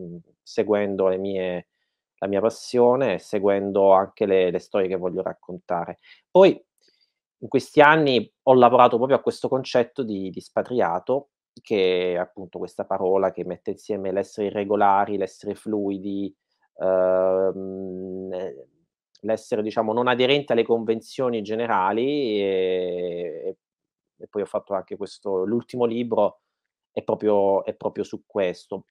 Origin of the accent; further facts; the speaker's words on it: Martina Franca, Apulia, Italy; now in Berlin, Germany; nel paese dove sono nato, a Martina Franca